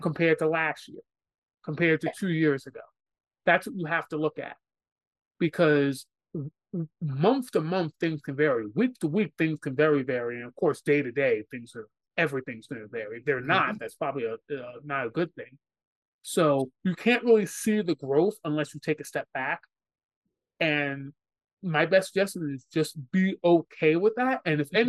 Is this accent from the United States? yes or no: yes; New York City, New York, United States; someone who's born and raised in New York City